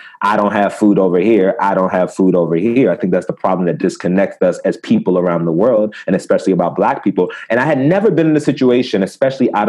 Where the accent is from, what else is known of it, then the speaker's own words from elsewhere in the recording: Maryland, United States; I'm from the States, you know, Maryland